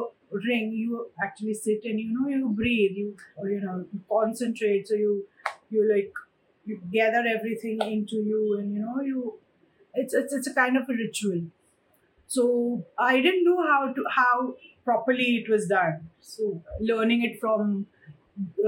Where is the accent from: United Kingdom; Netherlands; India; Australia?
India; I was the first sumo wrestler from our country